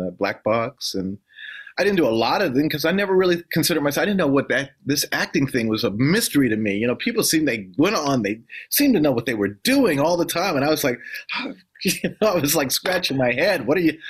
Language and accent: English; Washington, District of Columbia, United States; moved away as an adult; also born or lived in New York City; Washington, D.C., yeah, that's my hometown. I was born and raised there.